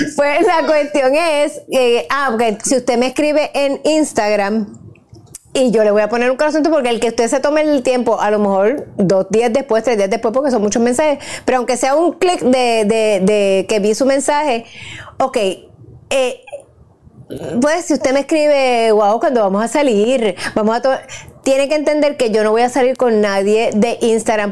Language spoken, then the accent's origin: Spanish; Puerto Rico; me crié en Puerto Rico